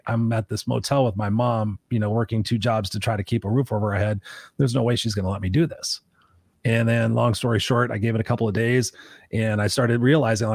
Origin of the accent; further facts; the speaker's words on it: Inglewood, California, United States; I grew up in Inglewood where I was the only white kid in a black neighborhood